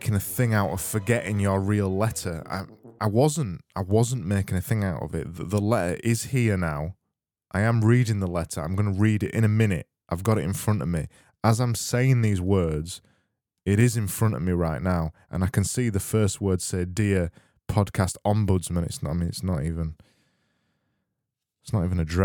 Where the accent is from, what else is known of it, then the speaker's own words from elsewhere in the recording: Yorkshire and the Humber, United Kingdom; accent: Yorkshire; It's my Yorkshire accent